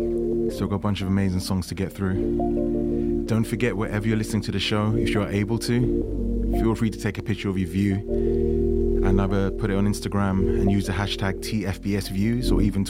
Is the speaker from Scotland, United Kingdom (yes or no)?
no; London, United Kingdom; West London, my hometown.